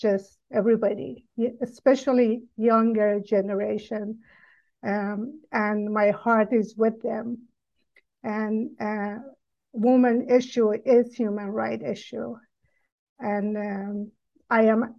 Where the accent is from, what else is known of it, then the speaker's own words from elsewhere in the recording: Iran; moved away as an adult; I grew up in Iran until age of 18